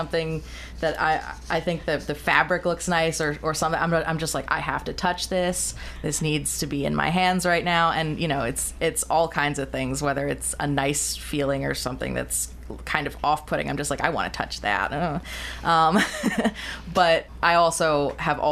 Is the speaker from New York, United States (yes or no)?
yes; New York, United States; moved away as an adult; I am from New York, and I moved here for my residency in October